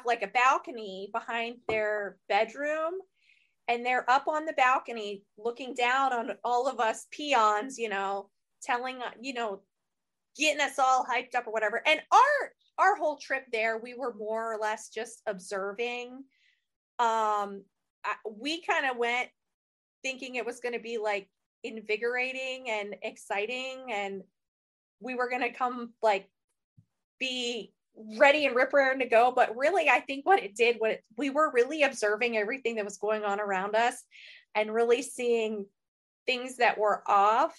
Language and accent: English; Ohio, United States; we're from Ohio. We're small town girls